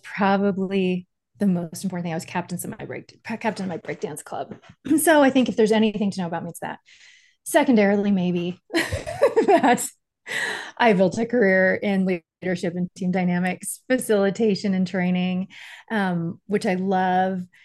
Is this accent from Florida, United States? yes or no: yes; Miami, Florida, United States; I grew up in Miami